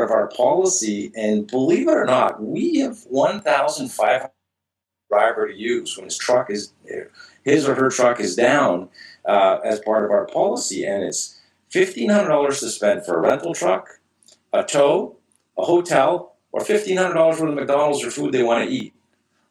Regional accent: Canada; being a Canadian myself

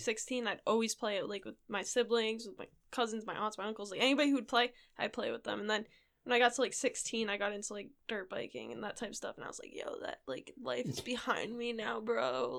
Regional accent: Rhode Island, United States; moved away as an adult; now in Japan; back home, I'm from Rhode Island

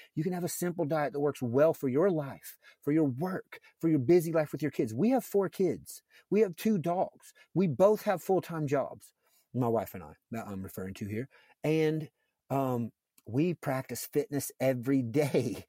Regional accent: a fairly large town near Cincinnati, Ohio, United States; I lived in a fairly large town near Cincinnati

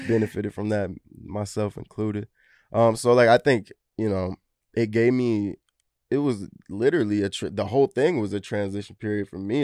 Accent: Wilmington, North Carolina, United States; I'm from Wilmington, like, three hours away.

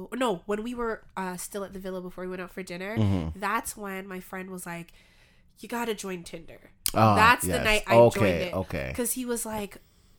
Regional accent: Canada; we are Canadian.

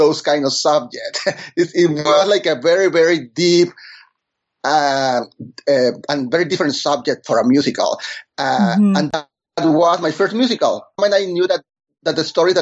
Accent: Monterrey, Nuevo León, Mexico; first language Spanish; English is a second language; moved away as an adult; now in New York City, United States; I am from Monterrey, Mexico, born and raised

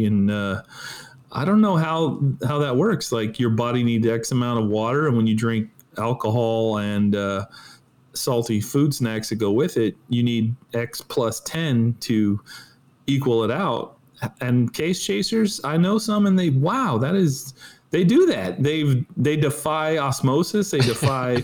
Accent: California, United States; now in Florida, United States; I grew up in California

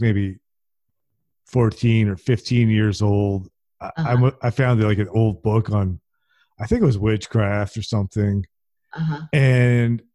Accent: New Jersey, United States; No, I'm from New Jersey

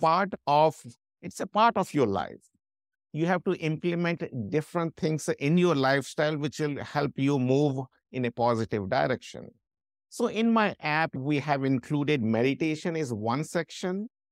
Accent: India; moved away as an adult; also born or lived in London; I'm from India

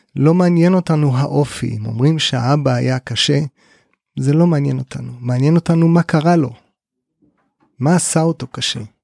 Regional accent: Kibbutz Amiad, Northern District, Israel; בן קיבוץ עמיעד, תמיד חשוב לשלוף את הרקע הקיבוצי

